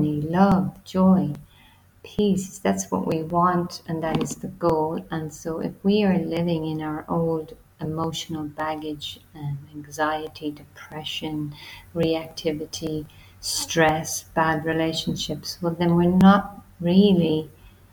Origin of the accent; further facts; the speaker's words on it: Ireland; I'm from Ireland